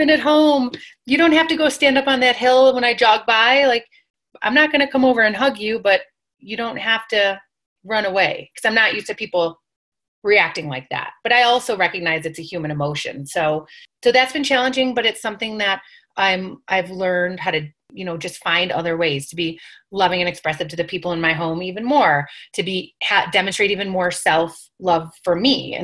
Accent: New York, United States; I'm Italian, I'm from New York, it's part of our culture.

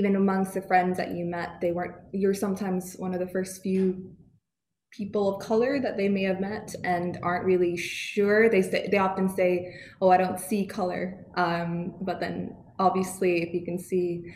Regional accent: Canada; accent: Canadian; now in United Kingdom; I have a Canadian accent

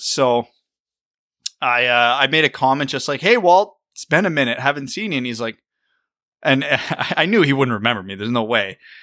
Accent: Kitchener, Ontario, Canada; I grew up playing in Kitchener

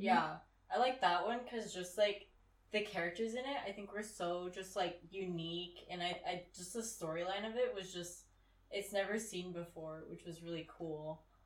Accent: California, United States; moved away; me and some other girls who are also from California.

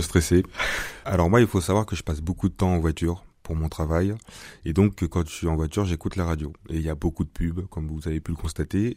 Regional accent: Bordeaux, Nouvelle-Aquitaine, France; moved away; je suis de Bordeaux à la base

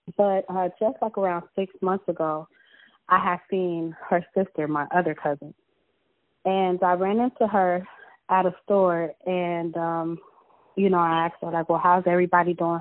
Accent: Los Angeles, California, United States; I was born and raised in South Central

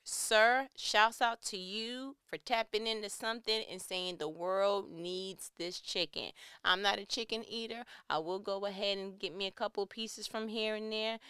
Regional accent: New York, United States; I'm from New York

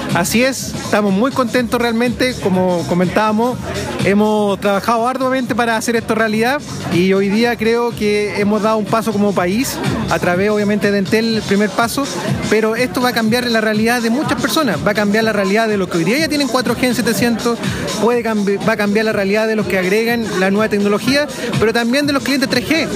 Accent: Chile; como chilenos

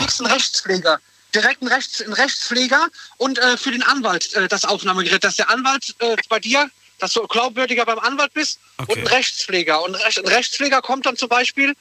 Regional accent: Koblenz, Rhineland-Palatinate, Germany; wir kommen alle aus Koblenz

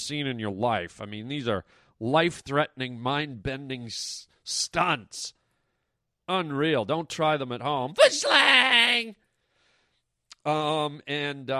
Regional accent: Canada; my hometown of Canada

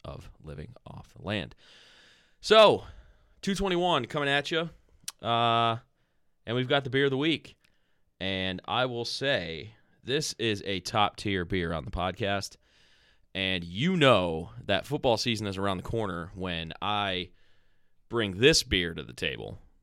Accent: Strongsville, Ohio, United States; we're from Strongsville

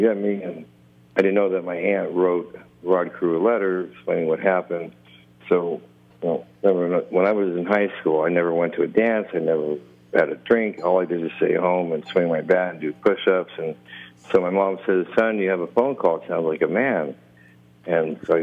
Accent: Anaheim, California, United States; I grew up by Anaheim Stadium, so I rode my bike there every day.

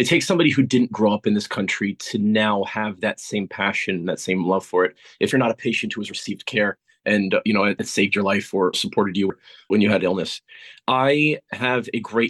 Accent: United States; moved away as an adult; now in United Kingdom; coming from where I come from the United States

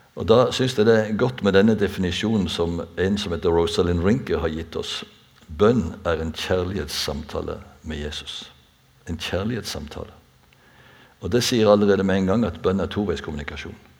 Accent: Bjerkreim, Rogaland, Norway; i Bjerkreim der jeg er født og oppvokst

